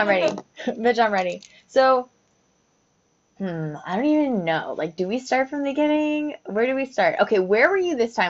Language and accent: English; Mayfield Heights, Ohio, United States; also born or lived in Auburn, Ohio; I was born in Mayfield and I grew up there until second grade. My parents wanted to move to the countryside.